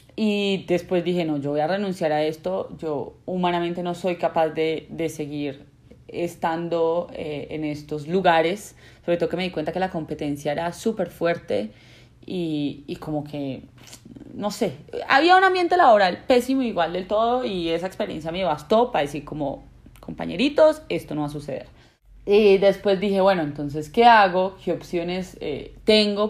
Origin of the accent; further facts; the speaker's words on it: Colombia; los colombianos somos